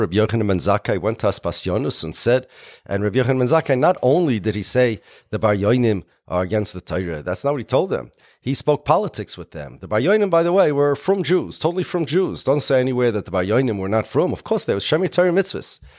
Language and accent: English; United States; I'm an American.